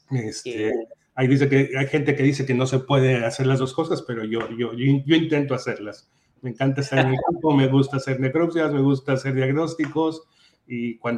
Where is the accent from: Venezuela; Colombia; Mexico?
Mexico; also born or lived in Brazil / Spain; now in United States; Y en los últimos 20 años he tenido la oportunidad de vivir en México, claro, es mi país de origen. Eh, claro, también viví en Brasil por un año, vine a Estados Unidos, eh, fui a Brasil, regresé a Estados Unidos, fui a España